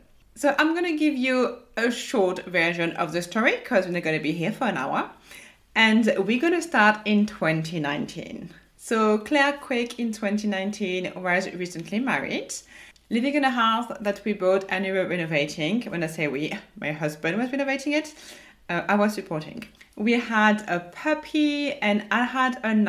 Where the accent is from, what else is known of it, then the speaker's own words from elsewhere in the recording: France; accent: French; my French accent